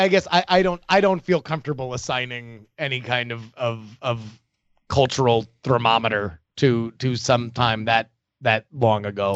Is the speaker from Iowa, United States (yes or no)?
no; Florida, United States; moved away; I grew up in Florida, I did grow up with a gun in my house